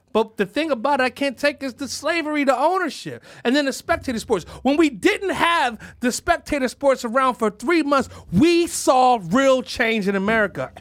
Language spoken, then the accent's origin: English; Philadelphia, Pennsylvania, United States; Well, yeah